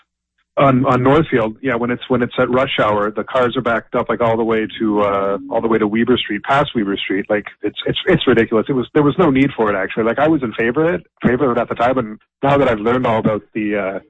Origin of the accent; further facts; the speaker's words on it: Waterloo, Ontario, Canada; in Kitchener-Waterloo, where I'm from